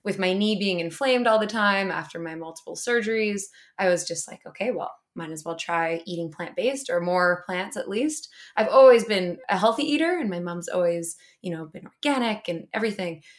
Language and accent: English; Whistler, British Columbia, Canada; I grew up in Whistler